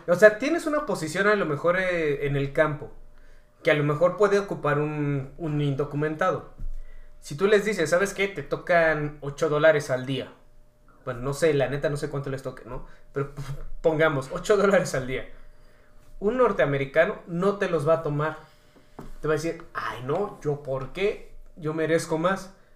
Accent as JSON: {"language": "Spanish", "country": "Mexico", "said": "nosotros como mexicanos"}